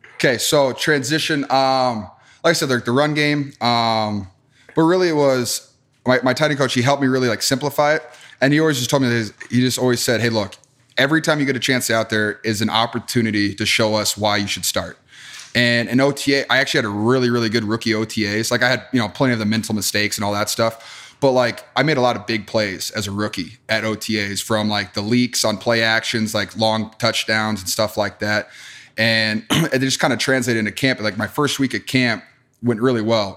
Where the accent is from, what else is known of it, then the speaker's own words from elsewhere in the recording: Wisconsin, United States; growing up in Wisconsin.